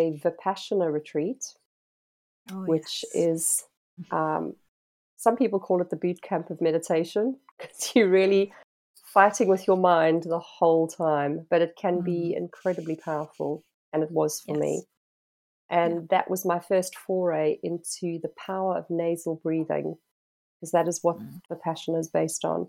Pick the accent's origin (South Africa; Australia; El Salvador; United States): South Africa; moved away; being South African by birth, having grown up by the ocean